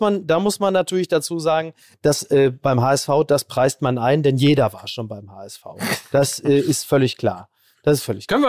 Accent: Ruhr area and Münsterland, North Rhine-Westphalia, Germany; bei uns im Ruhrgebiet und im Münsterland

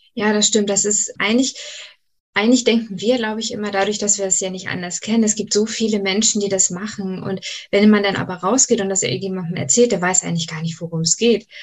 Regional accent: Schleswig-Holstein, Germany; komme aus dem wunderschönen Schleswig-Holstein

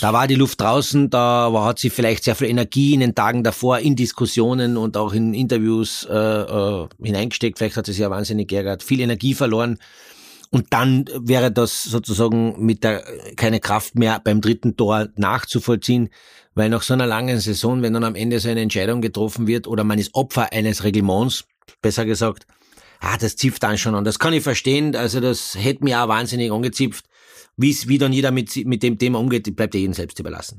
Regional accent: Carinthia, Austria; ich bin ja ein Kärntner

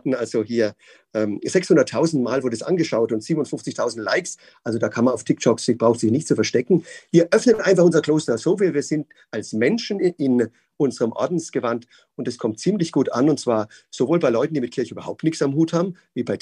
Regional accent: Würzburg, Bavaria, Germany; Ich bin gebürtiger Würzburger, bin ähm, aufgewachsen als, ähm, ja, als Oberministrant in der Pfarrei

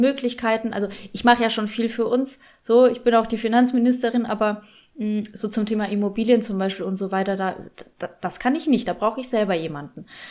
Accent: Germany; obwohl ich in Deutschland schon groß geworden bin

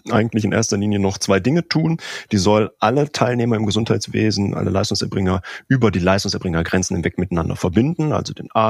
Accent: North Rhine-Westphalia, Germany; now in Aachen, Germany; 39 Jahre alt. Ich bin verheiratet und wir haben zwei Kinder. Ich komme ursprünglich aus dem Ruhrgebiet und fürs äh, Studium hat es mich dann ins äh, Rheinland verschlagen, ins schöne Aachen.

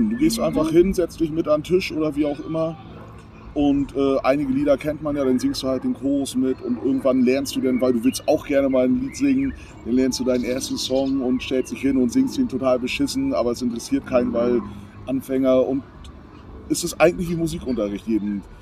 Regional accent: Berlin, Germany; aber ich komme ja aus Berlin und äh, viele meiner Klassenkameraden und Freunde, also ich bin deutsch-amerikanisch eigentlich groß geworden

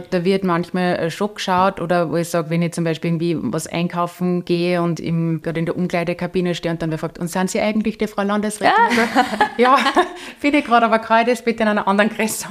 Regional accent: Upper Austria, Austria; ich, wohne in dem Ort, wo ich aufgewachsen bin.

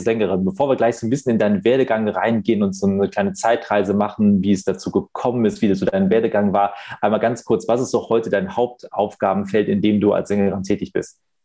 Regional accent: Wuppertal, North Rhine-Westphalia, Germany; in meiner Geburtsstadt in Wuppertal

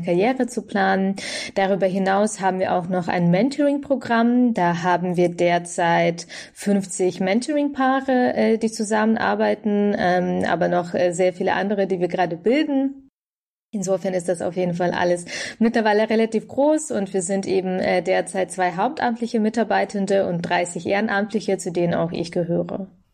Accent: Bavaria, Germany; in Bayern, wo ich herkomme

